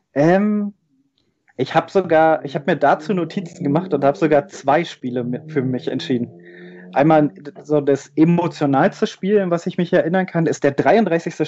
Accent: Rathenow, Brandenburg, Germany; aus dem schönen Hafeland, das kennt man vielleicht noch aus dem äh, Gedicht von Theodor Fontane, der Herr Ribbeck zu Ribbeck auf Haf im Hafeland ähm, geboren in Rathenow, da auch äh, in der Nähe aufgewachsen

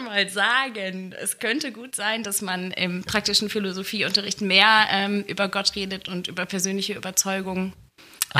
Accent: Gelsenkirchen, North Rhine-Westphalia, Germany; moved away as an adult; now in Hilden, Germany; ich bin ja ein Kind des Ruhrgebiets.

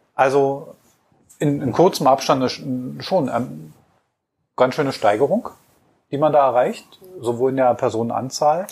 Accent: Berlin, Germany; als Berliner

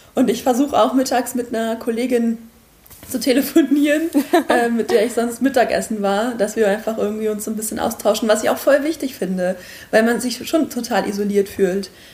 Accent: Quakenbrück, Lower Saxony, Germany; now in Osnabrück, Germany; bin ich aufgewachsen in Quakenbrück

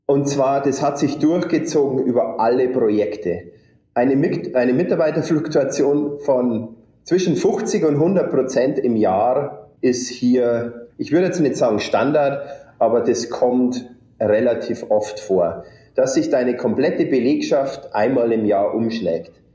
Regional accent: district of Deggendorf, Bavarian Forest, Germany; moved away as an adult; now in United States; ich bin aufgewachsen in einem kleinen äh, Dorf im Bayerischen Wald ähm, mit insgesamt 25 Einwohnern

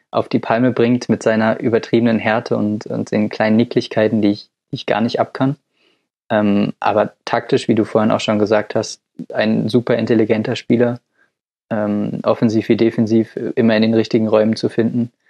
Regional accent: Dortmund, North Rhine-Westphalia, Germany; Den Namen wollte ich als Dortmunder jetzt nicht nennen, um nicht zu parteiisch zu wirken

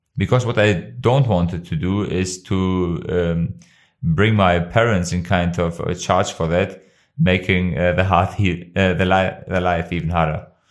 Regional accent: Kosovo; English is a second language; now in Germany; my home country, of Kosovo

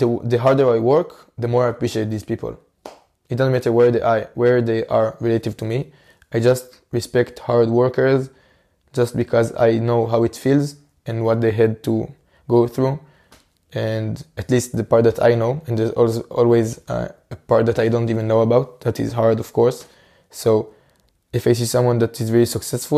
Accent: Israel; in my home country, in Israel

